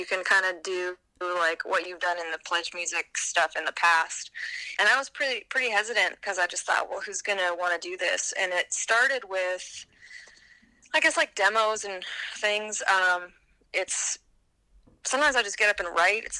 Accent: Vancouver, British Columbia, Canada; moved away as an adult; now in Alabama, United States; I moved back to my hometown of Vancouver

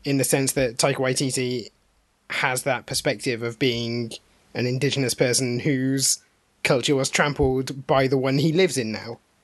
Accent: United Kingdom; we're all British

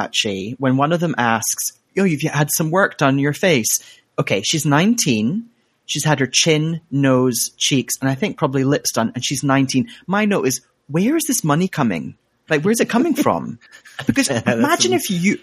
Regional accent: Glasgow, Scotland, United Kingdom; Queen of my hometown, what, well, I'm Glasgow

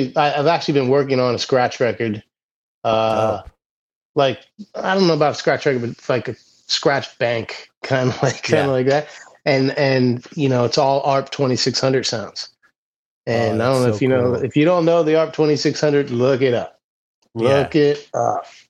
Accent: Round Top, Pennsylvania, United States; a really small little ski hill in my hometown where I grew up

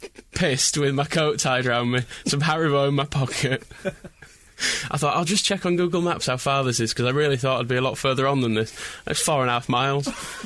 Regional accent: Scotland, United Kingdom; I'm from Scotland and I know it's crap.

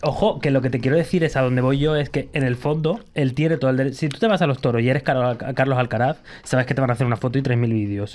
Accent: Gran Canaria, Canary Islands, Spain; now in Madrid, Spain; yo nací, bueno, nací aquí en Madrid, pero viví en Gran Canaria durante mucho tiempo

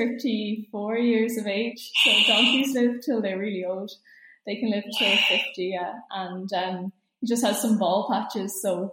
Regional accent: Celbridge, County Kildare, Ireland; I'm from Selbridge in Kildare

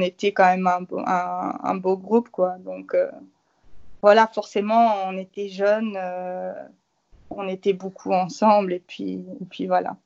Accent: Luxembourg; je suis du Luxembourg

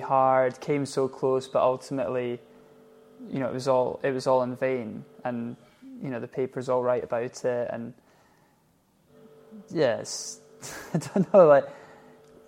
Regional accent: Scotland, United Kingdom; we're from Scotland

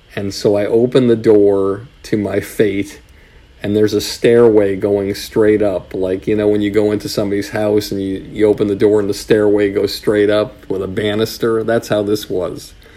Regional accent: Longmeadow, Massachusetts, United States; moved away; some camps around New England where I was from. I was from Longmeadow, Massachusetts

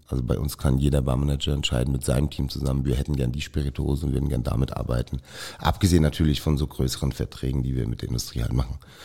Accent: Mainz, Rhineland-Palatinate, Germany; ich bin in Mainz geboren und ich bin mit Riesling sozialisiert worden

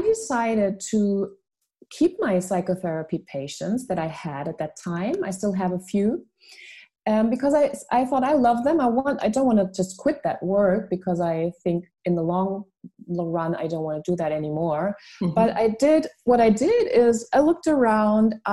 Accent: Munich, Bavaria, Germany; English is a second language; also born or lived in Switzerland; I was born in Munich, Germany. My father is a Filipino and my mother is German. Mm-hmm. And I was raised in beautiful Bavaria and then went to boarding school when I was 5.5 to Switzerland.

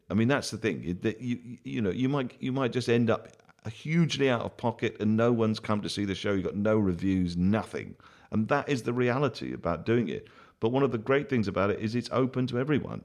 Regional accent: Bath, South West England, United Kingdom; in my hometown when I grew up in Bath

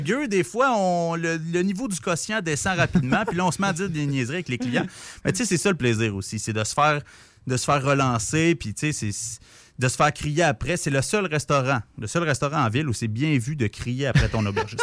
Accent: Repentigny, Quebec, Canada; moved away as an adult; now in Quebec City, Canada; je viens de Repentigny, la proche de Montréal

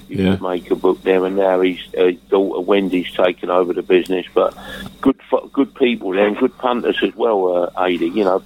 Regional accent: London, United Kingdom; accent: Cockney; As a kid, I was brought up in London.

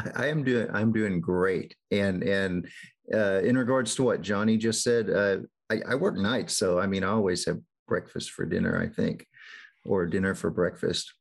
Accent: Northeast Texas, United States; I grew up in in Northeast Texas

